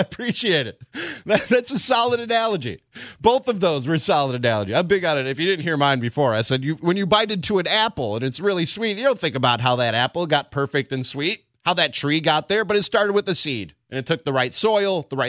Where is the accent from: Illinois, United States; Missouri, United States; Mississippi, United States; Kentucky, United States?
Illinois, United States; Chicago; Born and raised in Chicago